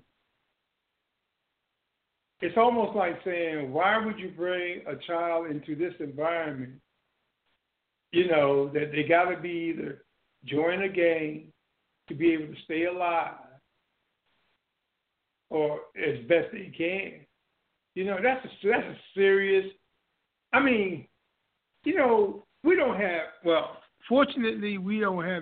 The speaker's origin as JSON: {"language": "English", "town": "Newark", "region": "New Jersey", "country": "United States", "tie": "born or raised there", "also_born_or_lived": "Orange, New Jersey / the South (came up north)", "moved": "yes", "said": "we did live in an apartment building when we first came up north to Orange. But that's about it. We didn't live in a project. And then we moved from Orange to Newark on West Market Street"}